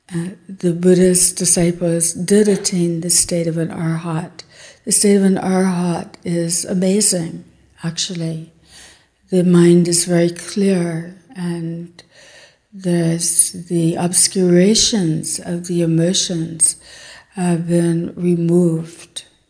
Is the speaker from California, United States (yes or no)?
no; Texas, United States; I'm from Texas